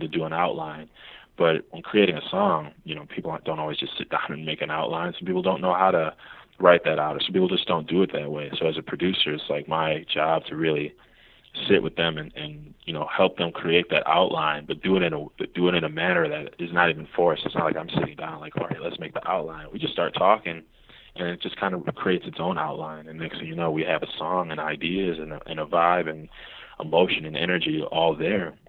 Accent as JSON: {"language": "English", "town": "Milwaukee", "region": "Wisconsin", "country": "United States", "tie": "born or raised there", "moved": "yes", "lives_now": "Chicago, United States", "said": "in Milwaukee, which is my hometown"}